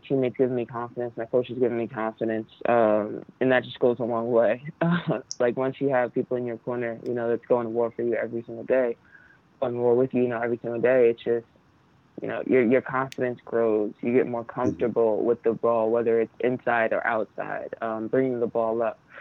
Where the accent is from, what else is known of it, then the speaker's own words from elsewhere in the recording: New Jersey, United States; I'm from Jersey